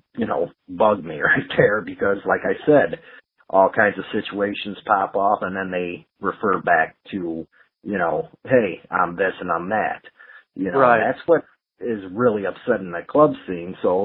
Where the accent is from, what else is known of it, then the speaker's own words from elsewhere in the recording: Chicago, Illinois, United States; my hometown of Chicago